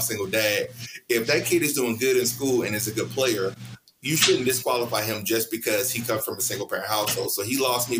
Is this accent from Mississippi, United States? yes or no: yes; Mississippi, United States; I'm from Mississippi.